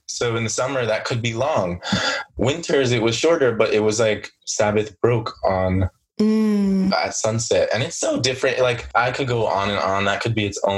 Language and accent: English; Mount Vernon, New York, United States; also born or lived in Jamaica (ancestry); I am from Mount Vernon. We go by Money Earning Vernon